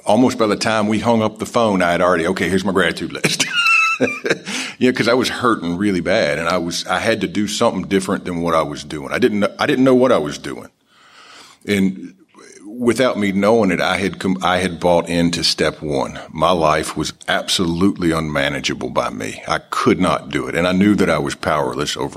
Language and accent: English; Nashville, Tennessee, United States; I am from Nashville, Tennessee. This is where I got sober.